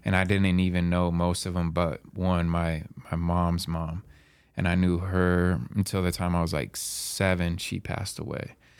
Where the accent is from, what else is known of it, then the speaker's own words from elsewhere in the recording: Medical Lake, Washington, United States; I'm from Medical Lake. We used to play, you know, Colville in sports all the time